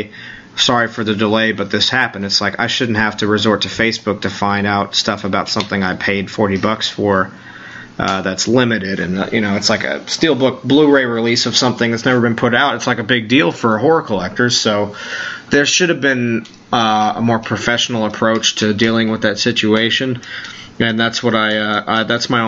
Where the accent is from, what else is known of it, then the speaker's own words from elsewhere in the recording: New York, United States; I'm a New Yorker